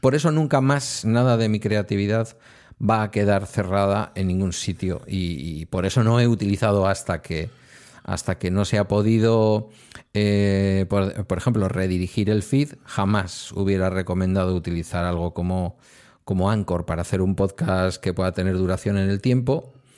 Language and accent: Spanish; Galdakao, Basque Country, Spain; los viejillos del lugar de aquí de mi pueblo, de Galdacao